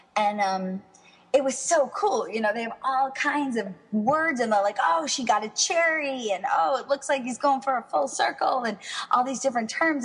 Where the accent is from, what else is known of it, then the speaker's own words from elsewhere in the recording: Miami, Florida, United States; also born or lived in West Palm Beach; now in New York, United States; I grew up in Miami